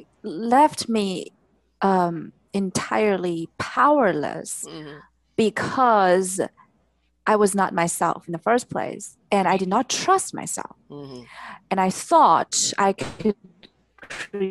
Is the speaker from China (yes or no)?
yes; China; moved away as an adult; I was born and raised in China